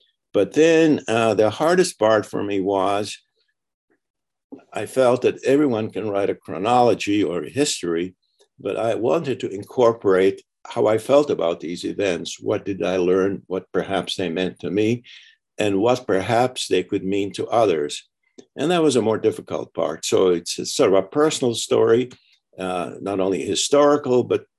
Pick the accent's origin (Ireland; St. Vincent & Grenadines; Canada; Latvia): Latvia; moved away; I was born in Latvia, which is a small country across from Sweden